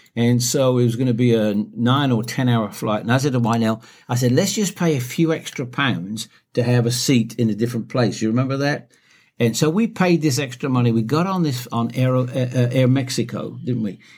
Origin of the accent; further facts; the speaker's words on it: United Kingdom; as a Brit